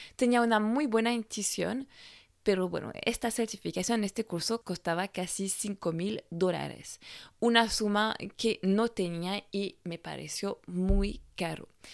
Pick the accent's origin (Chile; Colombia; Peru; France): France; first language French; Spanish is a second language; moved away; francesa y coach de imagen